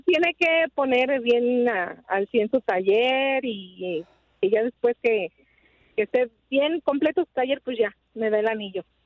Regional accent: Mexico City, Mexico; Yo soy de la Ciudad de México

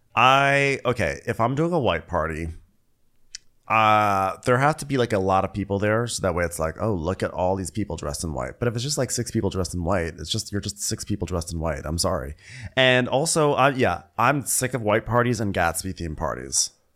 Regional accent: Los Angeles, California, United States; here in in my hometown

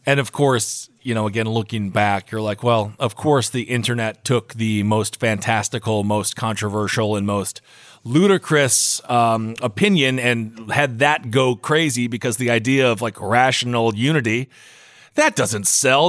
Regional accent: Wisconsin, United States; moved away; I'm from Wisconsin

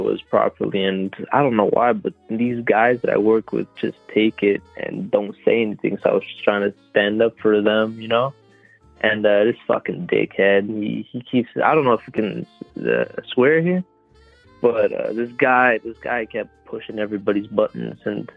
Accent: Canada; I'm French Canadian

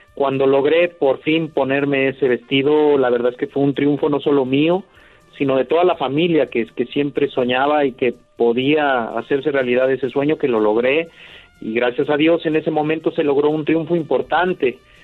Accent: Huamantla, Tlaxcala, Mexico; aquí mismo en mi tierra, en Huamantla, Tlaxcala

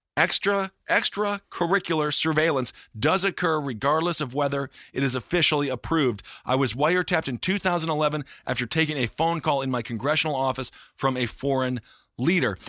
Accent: Stevens Point, Wisconsin, United States; Stevens Point, Wisconsin, my hometown, of twenty-five thousand people

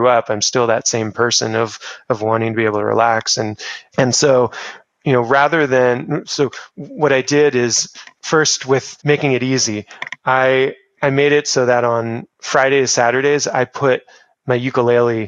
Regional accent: Newport Beach, California, United States; I grew up in Orange County, where it was very relaxed lifestyle in Newport, where I grew up

